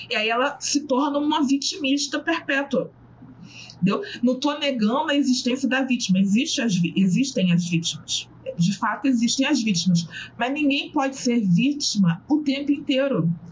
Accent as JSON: {"language": "Portuguese", "region": "Southeast", "country": "Brazil", "said": "eu já cheguei num absurdo de eh, ouvir que eu sofro menos porque eu sou do Sudeste. E ela, a moça, era do Nordeste."}